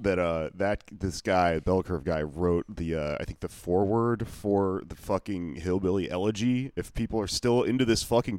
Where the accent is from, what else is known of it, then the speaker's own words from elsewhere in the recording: Texas, United States; I grew up in Texas